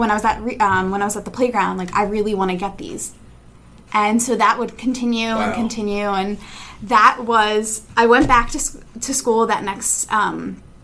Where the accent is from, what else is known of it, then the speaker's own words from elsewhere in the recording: Allentown, Pennsylvania, United States; I'm from Allentown, Pennsylvania.